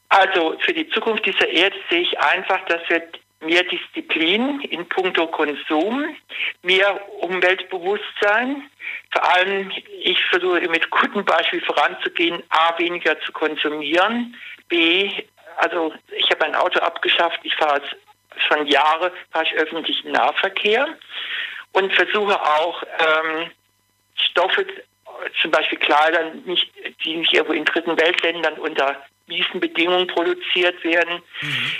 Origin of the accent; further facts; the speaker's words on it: Duisburg, North Rhine-Westphalia, Germany; now in Kaiserslautern, Germany; Ich bin ein Kind des Ruhrpots